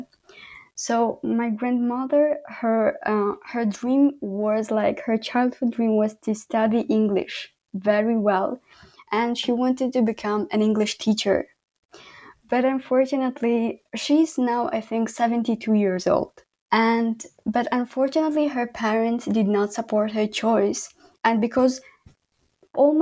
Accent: Khorog, Gorno-Badakhshan, Tajikistan; English is a second language; moved away as an adult; also born or lived in Kyrgyzstan; now in Canada; in Pamir or in Horog, where I live, like my hometown

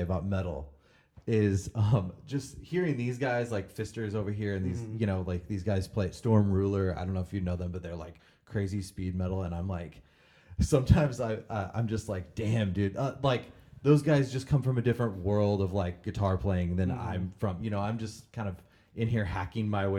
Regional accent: Ramsey, Illinois, United States; moved away; also born or lived in Hillsboro, Illinois / Vandalia, Illinois; I grew up in Ramsey, like out in the country, and then I graduated high school in Vandalia.

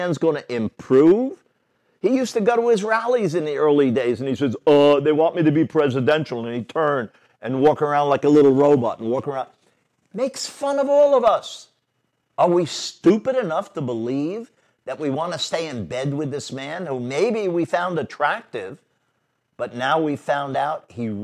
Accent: New York City, New York, United States; I grew up in New York City

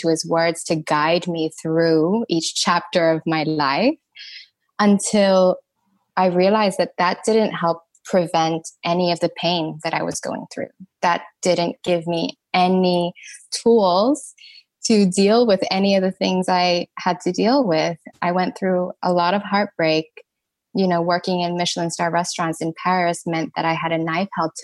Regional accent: Thailand; I'm Thai, and I grew up in Thailand.

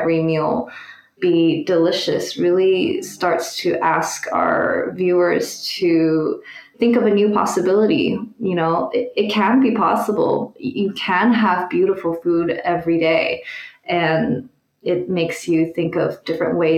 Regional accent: Taiwan; also born or lived in New York City, United States; now in San Francisco, United States; I grew up in Taiwan, and so a lot of my meals are inspired by Taiwanese cuisine

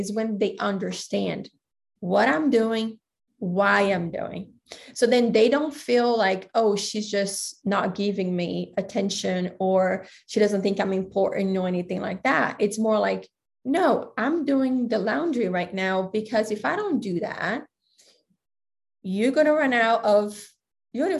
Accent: Brazil; also born or lived in Greece / Thailand; now in United States; I grew up in Brazil

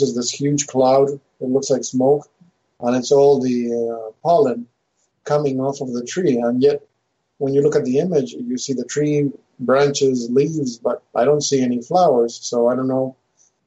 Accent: Mendoza, Argentina; moved away; growing up in Mendoza

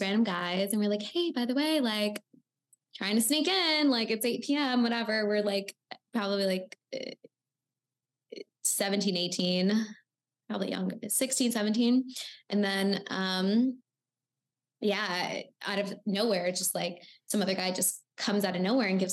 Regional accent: Miami, Florida, United States; I'm from Miami

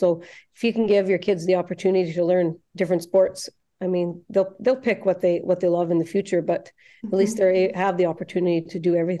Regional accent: Canada; I'm born and raised on Rocky Bar Ranch. Actually, my grandparents moved here from Holland, and my dad was born in Holland and then moved here when he was 6 months, and that's how Rocky Bar Ranch got started.

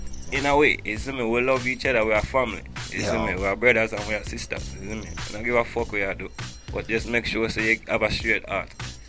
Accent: California, United States; I'm born and raised in California.

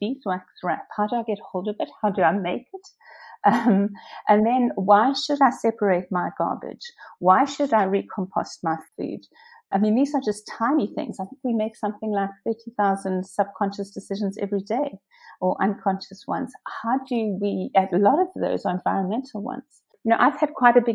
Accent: South Africa; moved away as an adult; now in Windsor and Maidenhead, United Kingdom; I come from South Africa. I left there when I was 30.

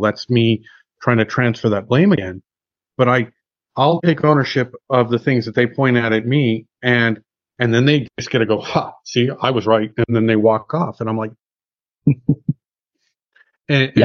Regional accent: United States; I'm an American I've lived in America my whole life

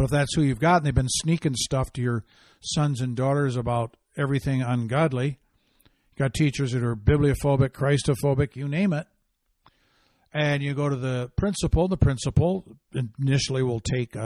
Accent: Michigan, United States; Grand Valley State University in Ottawa County, Michigan, my home state

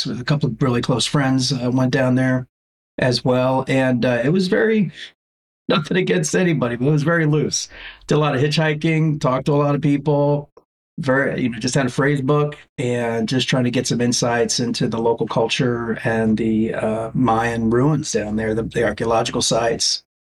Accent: South Florida, United States; I grew up in South Florida

